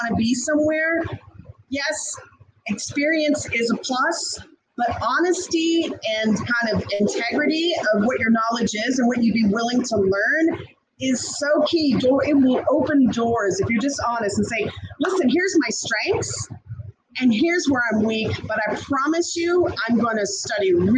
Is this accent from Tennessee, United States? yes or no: no; Louisiana, United States; moved away; my home state, Louisiana